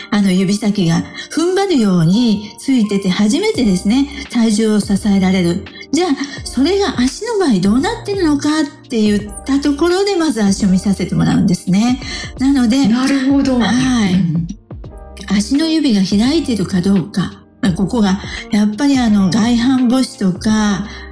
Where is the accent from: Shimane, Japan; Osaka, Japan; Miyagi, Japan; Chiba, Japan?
Shimane, Japan; Matsue; moved away; also born or lived in Okayama / Shimonoseki; 私の実家でありますね、松江